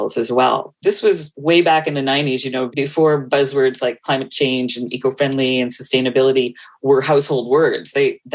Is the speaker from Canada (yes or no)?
yes; North Vancouver, British Columbia, Canada; from Vancouver, born and raised here in Vancouver, in North Vancouver, actually